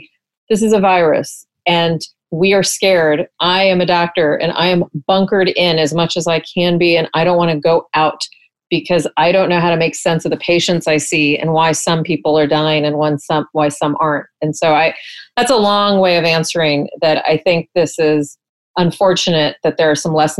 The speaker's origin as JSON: {"language": "English", "region": "Texas", "country": "United States", "said": "I'm from Texas."}